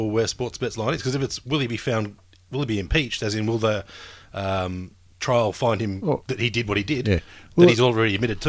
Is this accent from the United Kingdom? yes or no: no; Australia; where are you guys from? Australia.